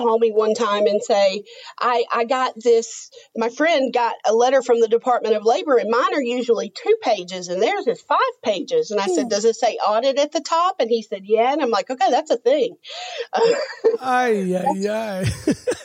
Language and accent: English; Texas, United States; moved away as an adult; I grew up in Texas